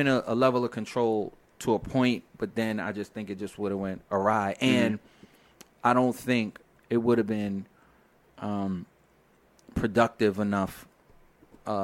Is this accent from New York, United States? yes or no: yes; New York City, New York, United States; I'm from Brooklyn